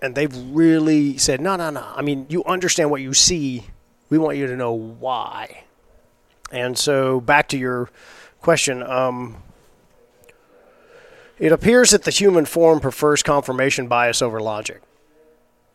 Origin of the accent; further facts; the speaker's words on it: Texas coast, United States; I grew up fishing on the Texas coast